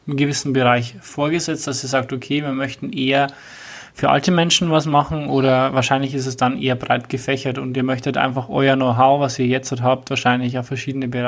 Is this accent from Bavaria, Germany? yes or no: yes; Bavaria, Germany; also bei uns in Bayern sagt man im Block